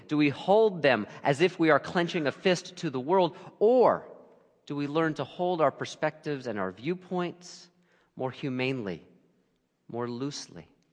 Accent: Lehigh Valley, Pennsylvania, United States; also born or lived in Brooklyn, New York; I grew up in the Lehigh Valley

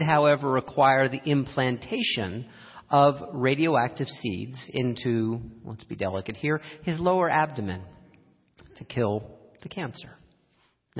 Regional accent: Lehigh Valley, Pennsylvania, United States; I grew up in the Lehigh Valley

